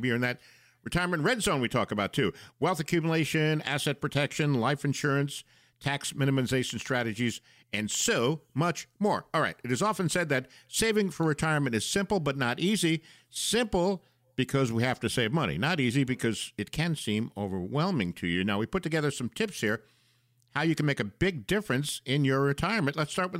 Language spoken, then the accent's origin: English; Boston, Massachusetts, United States; And being a Bostonian, we know that Logan is wicked smart, right?